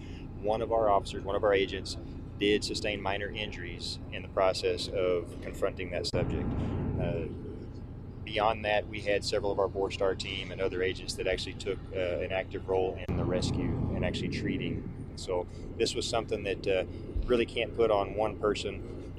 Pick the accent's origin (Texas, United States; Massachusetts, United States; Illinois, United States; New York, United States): Texas, United States; I'm a Texan.